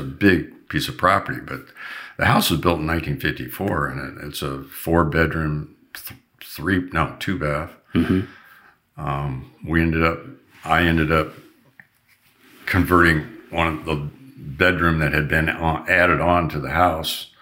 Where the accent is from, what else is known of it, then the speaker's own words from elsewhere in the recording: Long Beach, California, United States; We had neighbors that I grew up with in Long Beach